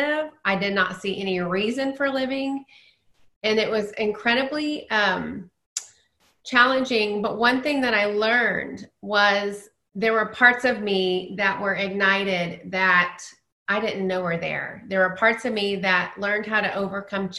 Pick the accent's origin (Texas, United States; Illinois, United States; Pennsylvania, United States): Texas, United States; Dallas; I grew up in Dallas.